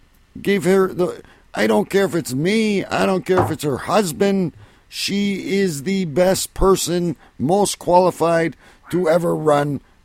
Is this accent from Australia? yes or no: no; Canada; I'm a Canadian